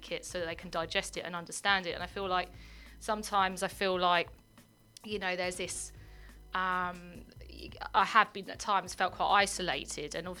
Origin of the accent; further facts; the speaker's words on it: London, United Kingdom; growing up in South London